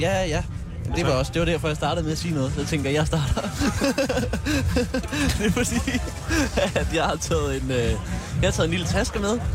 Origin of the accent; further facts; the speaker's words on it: Tune, Zealand, Denmark; Der er jeg simpelthen vokset op i øh, det gave Tune